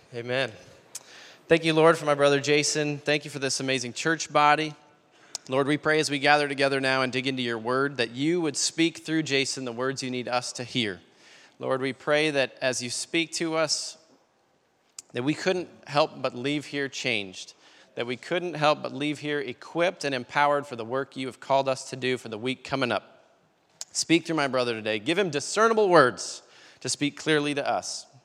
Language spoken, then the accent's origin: English; Tyler, Texas, United States; I spent my whole growing up from age four to 18 in uh, Tyler, Texas